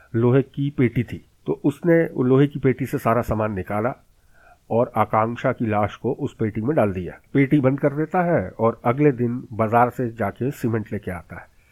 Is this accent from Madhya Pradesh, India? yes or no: yes; Bhopal, Madhya Pradesh, India; मेरे शहर भोपाल